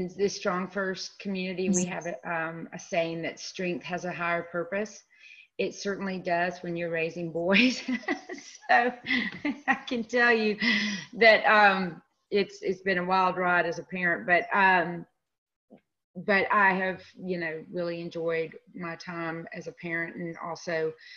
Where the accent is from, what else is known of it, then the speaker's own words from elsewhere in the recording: Winston-Salem, North Carolina, United States; now in Durham, United States; I'm originally from Winston-Salem. So I've, you know, North Carolina, born and bred